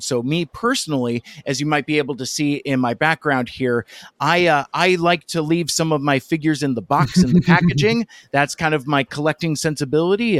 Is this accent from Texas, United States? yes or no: no; Seattle, Washington, United States; my hometown uh, in the Seattle area in the Pacific Northwest